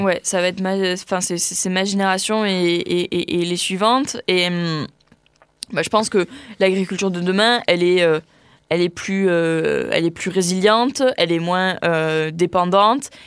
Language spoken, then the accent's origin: French; Tarn-et-Garonne, Occitania, France; moved away as an adult; also born or lived in Pyrénées-Atlantiques; Je suis originaire du Tarn-et-Garonne à la base, mais, mais je m'installe dans les Pyrénées-Atlantiques